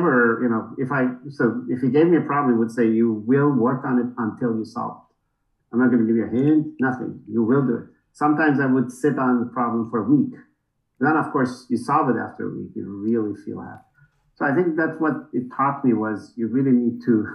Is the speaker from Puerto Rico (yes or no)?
no; Tehran, Tehran Province, Iran; moved away; So I was born in 1964 in Tehran.